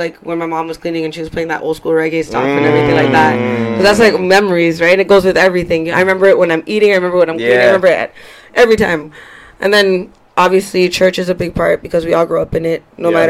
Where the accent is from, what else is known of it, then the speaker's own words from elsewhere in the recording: Toronto, Ontario, Canada; also born or lived in Ajax; The T.O. One of a kind. Okay, I live by Vaughn in Oakland. That's where I was repping.